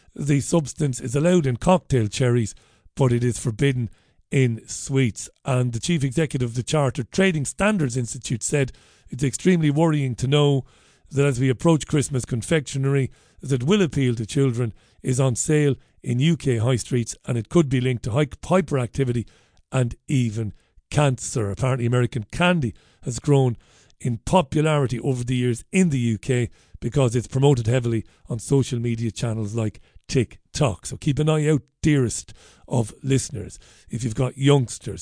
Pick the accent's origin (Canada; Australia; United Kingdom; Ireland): Ireland; Waterford, Munster; I grew up in Ballybeg in Waterford